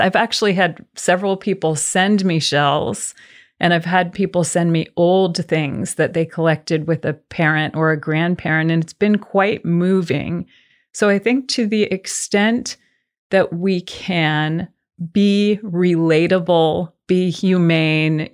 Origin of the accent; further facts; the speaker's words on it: the South, United States; We are from the South